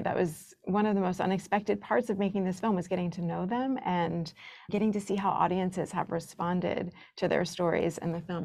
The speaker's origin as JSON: {"language": "English", "region": "the South", "country": "United States", "tie": "born or raised there", "said": "as a kid growing up in the South"}